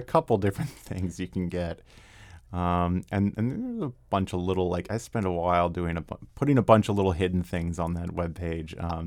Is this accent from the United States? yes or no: yes; Arlington, Virginia, United States; moved away as an adult; also born or lived in Washington, D.C.; now in Vienna, Virginia, United States; I was actually born and raised in Arlington